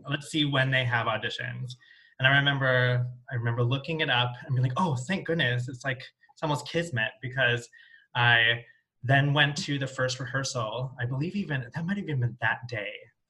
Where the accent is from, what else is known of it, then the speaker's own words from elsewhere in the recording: Minneapolis, Minnesota, United States; also born or lived in Providence / Atlanta; I'm originally from the Minneapolis area, but the northwestern suburbs. Born and raised here. And then I spent a little time out on the East Coast. I went to grad school in Providence, and I lived in Atlanta for a while, and came back here